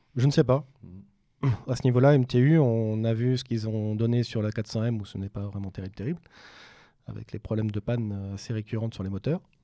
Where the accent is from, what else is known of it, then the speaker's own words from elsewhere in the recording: France; chez nous en France